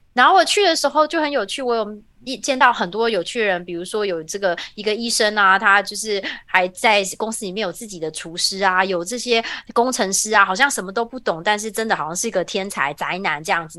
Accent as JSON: {"language": "Chinese", "country": "Taiwan", "tie": "born or raised there", "moved": "as an adult", "lives_now": "Silicon Valley, United States", "said": "我其实出生在一个台湾很普通的家庭，我爸爸，呃，我妈妈是家庭主妇，然后爸爸在塑胶工厂工作"}